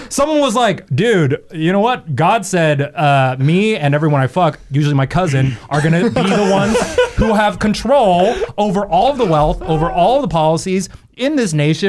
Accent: South Korea; English is a second language; I'm Korean and I'm speaking English right now.

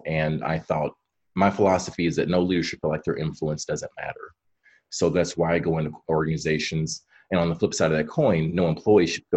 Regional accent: Kentucky, United States; now in Chicago, United States; I grew up originally in Kentucky

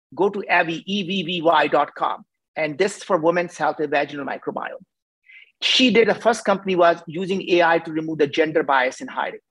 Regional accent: India; as an Indian, I cannot pronounce the word

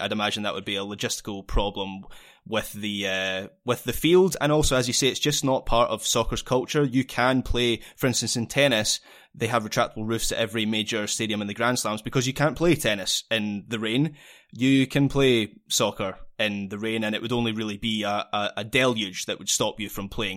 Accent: Scotland, United Kingdom; being a Scottish football fan

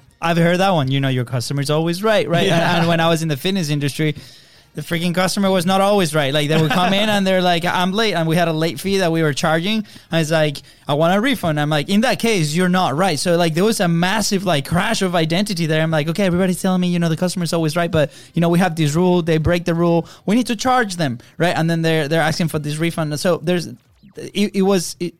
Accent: Venezuela; moved away; we come from Venezuela

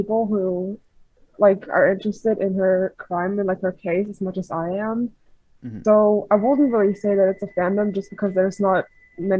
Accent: Germany; I'm from Germany. It's like 4 in the morning here.

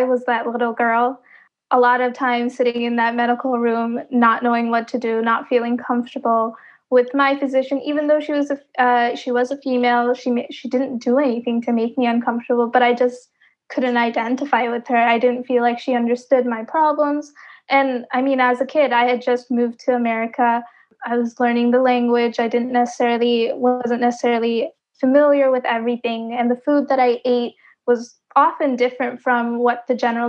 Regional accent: Wilmington, United States; growing up, I'm from an underserved community, so I'm from Wilmington, and it's predominantly Hispanic.

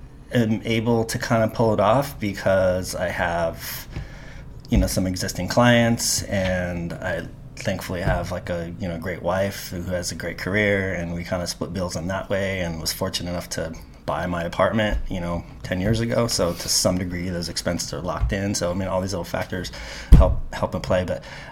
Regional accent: Carpinteria, California, United States; now in New York City, United States; Basically, Carpinteria, where we did our last podcast. So I moved literally from my parents' garage to New York City, and originally for 6 months, and now it's been, you know, 20 plus years.

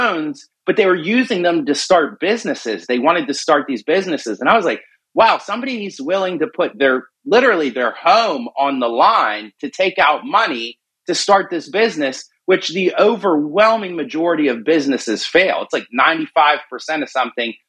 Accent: Pittsburgh, Pennsylvania, United States; I was born and raised in Pittsburgh

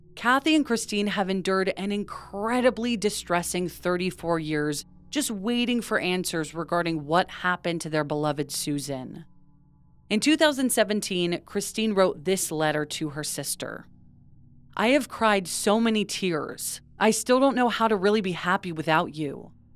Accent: West Coast, United States; we grew up on the West Coast

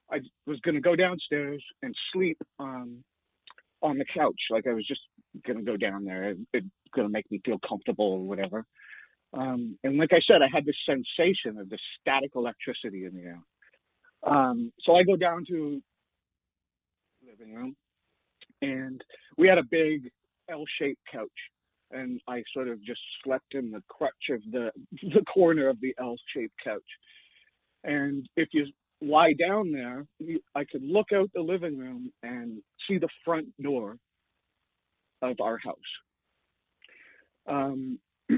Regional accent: Sainte-Anne-de-Sabrevois, Quebec, Canada; also born or lived in Montreal; I was born in Montreal, but I grew up in a town called Saint-Anne-de-Sablevois. It's about 40 minutes outside of Montreal

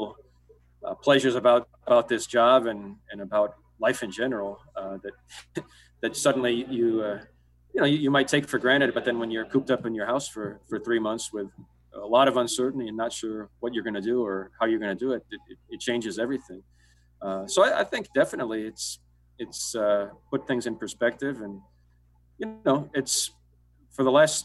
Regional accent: Ohio, United States; now in Royal Oak, United States; I didn't grow up in Michigan, but I grew up in Ohio

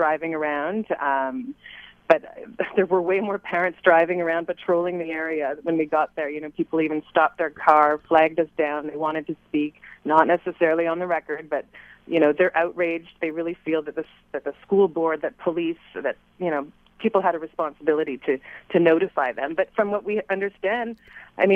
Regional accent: Ottawa, Ontario, Canada; now in Montreal, Canada; I grew up in Ottawa

